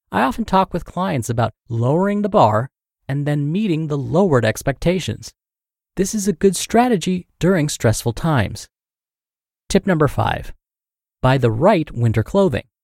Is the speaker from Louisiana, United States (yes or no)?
yes; Louisiana, United States; now in New Jersey, United States